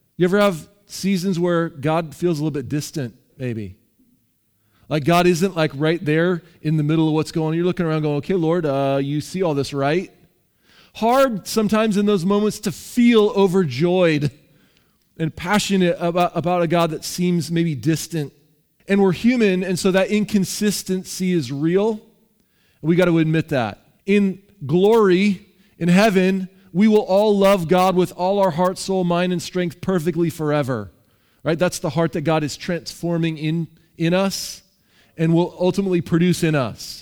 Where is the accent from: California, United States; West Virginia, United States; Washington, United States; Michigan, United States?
Washington, United States; Seattle; I'm from Seattle.